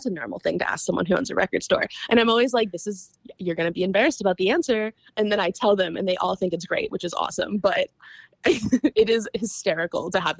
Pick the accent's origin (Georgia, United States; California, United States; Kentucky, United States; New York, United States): Kentucky, United States; now in Buffalo, Minnesota, United States; I'm originally from Kentucky.